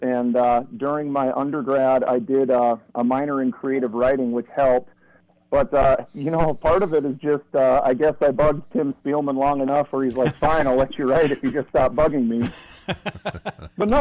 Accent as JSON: {"language": "English", "area": "west of St. Cloud", "region": "central Minnesota", "country": "United States", "tie": "born or raised there", "said": "I was born and raised in central Minnesota, just a little bit west of St. Cloud."}